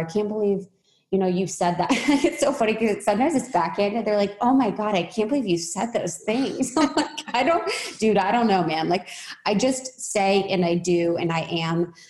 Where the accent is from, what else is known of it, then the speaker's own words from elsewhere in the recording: Midwest, United States; moved away; I'm from Midwest